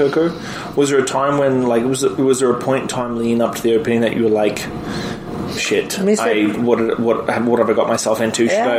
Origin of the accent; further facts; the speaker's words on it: Australia; being an Australian bartender